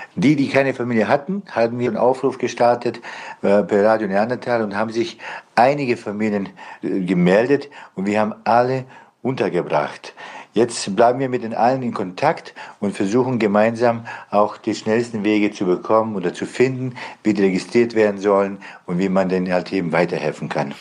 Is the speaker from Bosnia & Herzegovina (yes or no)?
yes; Bosnia & Herzegovina; now in Germany; Ich komme ursprünglich selber aus Bosnien